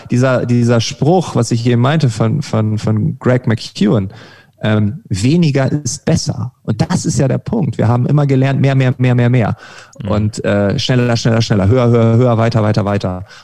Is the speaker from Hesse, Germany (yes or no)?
no; Lower Saxony, Germany; Ich war schon in meiner Heimat zweimal äh, auf öffentlichen Veranstaltungen Ostfriesland.